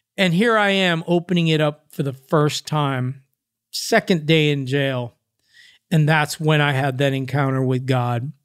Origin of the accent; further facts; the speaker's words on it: Los Angeles, California, United States; I'm from Venice Beach